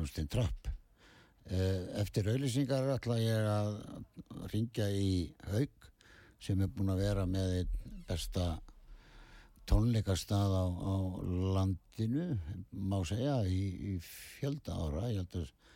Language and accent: Icelandic; Ísafjörður, Westfjords, Iceland; við erum allir frá Ísafjörði